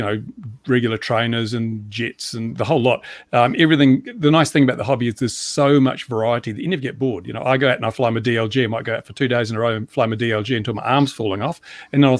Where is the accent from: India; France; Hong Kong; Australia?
Australia; now in New Zealand; I'm an Australian from New Zealand